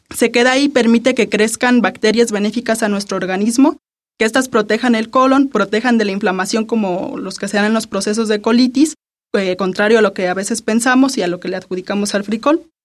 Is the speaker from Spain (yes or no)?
no; Mexico; nuestra identidad como mexicanos